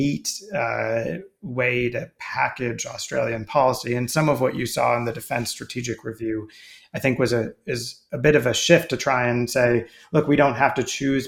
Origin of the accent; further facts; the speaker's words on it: United States; as an American